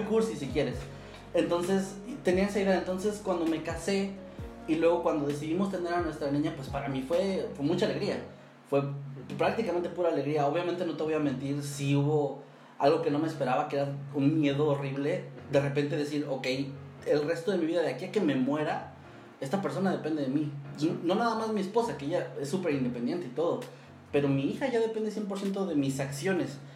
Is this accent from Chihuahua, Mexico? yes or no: no; Mexico City, Mexico; moved away; siendo chilango